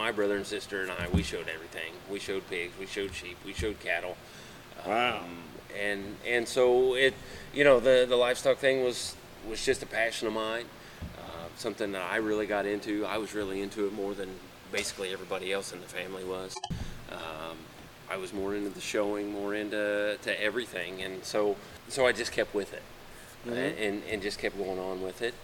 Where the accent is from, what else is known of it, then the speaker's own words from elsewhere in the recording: Winchester, Indiana, United States; I grew up in Winchester, Indiana, by Muncie, Indiana